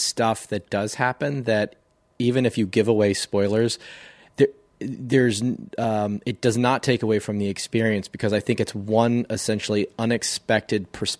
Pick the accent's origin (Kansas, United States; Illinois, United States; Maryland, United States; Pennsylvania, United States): Maryland, United States; Growing up on the Eastern Shore of Maryland, knew nothing about soil